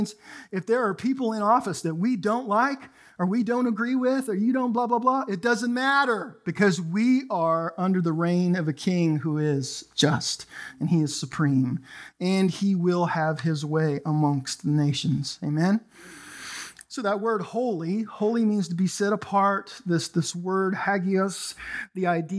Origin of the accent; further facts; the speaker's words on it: Canada; now in United States; I'm Canadian